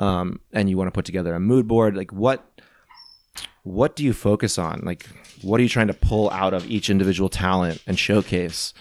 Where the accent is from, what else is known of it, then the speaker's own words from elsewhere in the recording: St. Louis, Missouri, United States; moved away; also born or lived in New England; I'm from Saint Louis